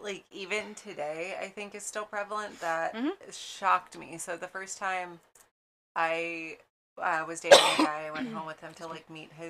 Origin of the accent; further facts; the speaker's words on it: 30 minutes from Groveland, central Florida, United States; I am from middle of the state, Florida.